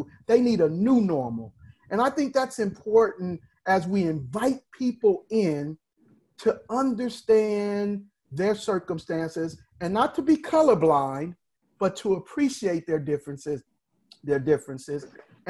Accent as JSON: {"language": "English", "town": "Compton", "region": "California", "country": "United States", "tie": "born or raised there", "said": "I'm a boy from Compton."}